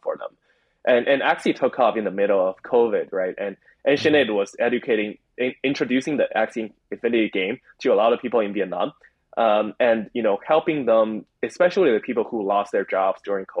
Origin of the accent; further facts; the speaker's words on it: China; I grew up in China